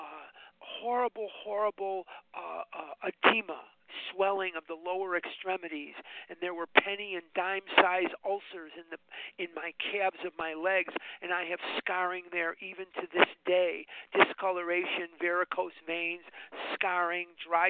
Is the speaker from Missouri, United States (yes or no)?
no; Chicago, Illinois, United States; I was born and raised on the north side of Chicago, and I graduated Mather High School in 1972